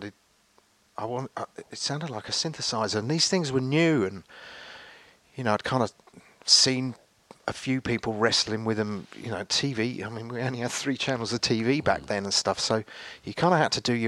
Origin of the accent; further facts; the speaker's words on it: Henley-on-Thames, South East England, United Kingdom; also born or lived in Reading, Berkshire; I kind of grew up just outside of here, really, Henley, in a little village